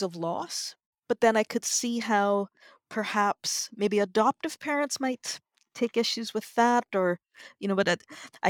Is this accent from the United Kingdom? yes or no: yes; Northern Ireland, United Kingdom; I'm from Northern Ireland